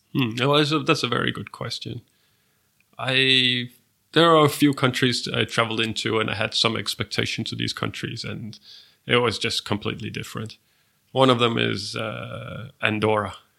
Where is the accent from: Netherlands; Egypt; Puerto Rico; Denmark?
Denmark; my home country, Denmark